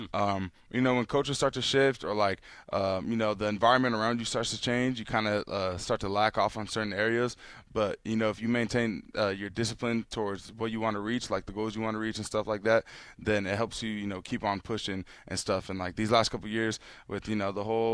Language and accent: English; Temecula, California, United States; moved away as an adult; now in Eugene, United States; I grew up in Temecula, California